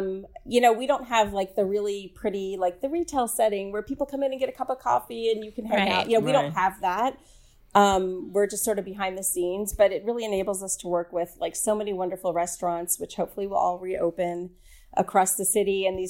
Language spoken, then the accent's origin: English; the South, United States; And I grew up in the South, and I really don't think it's that bad.